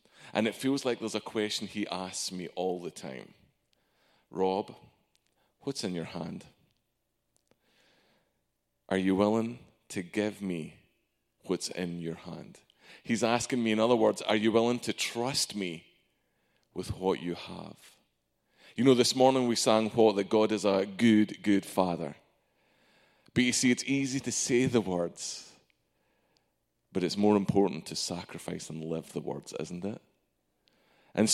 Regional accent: Arkansas, United States; Yes, my accent isn't local. I'm from Arkansas. Just don't say I'm Irish.

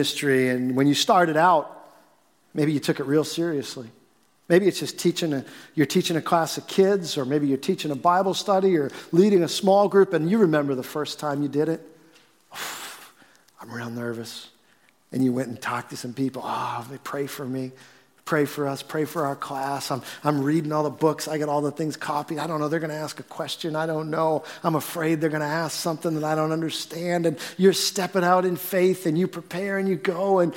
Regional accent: Billerica, Massachusetts, United States; I grew up in Billerica

